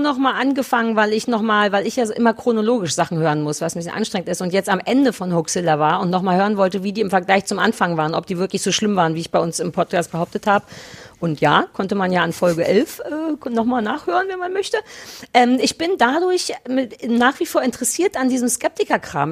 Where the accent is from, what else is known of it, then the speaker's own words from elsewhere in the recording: Berlin, Germany; Berlin, weil es meine Heimatstadt ist